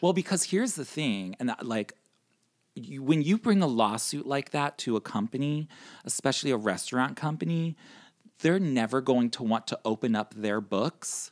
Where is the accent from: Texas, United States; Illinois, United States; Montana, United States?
Illinois, United States; Chicago; now in New York, United States; I'm originally from Chicago